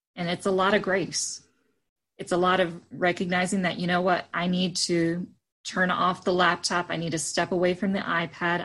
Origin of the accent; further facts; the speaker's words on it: Frankfort, Indiana, United States; I grew up originally in Frankfort, Indiana, and attended St. Matthew United Methodist